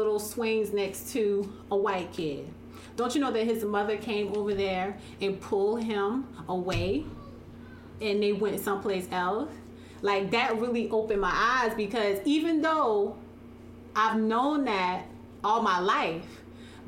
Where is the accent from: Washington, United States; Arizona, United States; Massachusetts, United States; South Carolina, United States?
South Carolina, United States; moved away as an adult; I'm from South Carolina